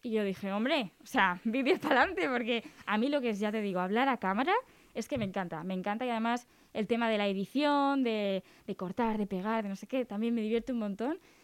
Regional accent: Cantabria, Spain

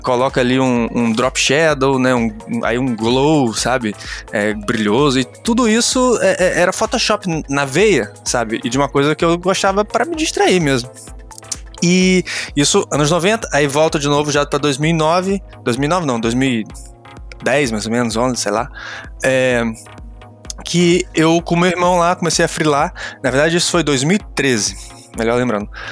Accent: Rio de Janeiro, Brazil; also born or lived in Campos dos Goytacazes; now in Niterói, Brazil; sou do Rio de Janeiro. É, nasci em Campos, que é uma cidade do interior, mas morei no Rio de Janeiro durante muitos, muitos anos, acho que uns 10 anos.

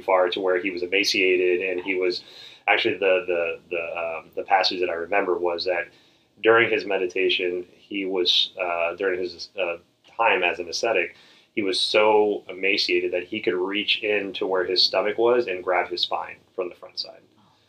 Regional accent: the South, United States; grew up in the South. I'm from the South, and it's like you pile everything on your plate, and then if you don't finish your plate, you're sitting there until you're done

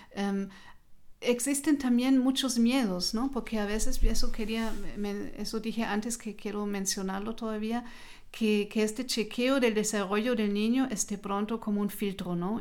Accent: Hesse, Germany; Spanish is a second language; moved away as an adult; also born or lived in Marburg / Kassel; now in Nuremberg, Germany; yo nací en otra región, en Alemania, en, eh, el departamento de Hessen

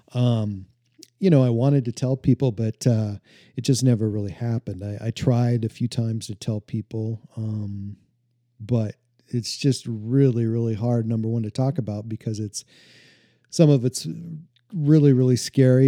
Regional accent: Montana, United States; growing up in Montana, I grew up out on the prairie, out in the middle of nowhere

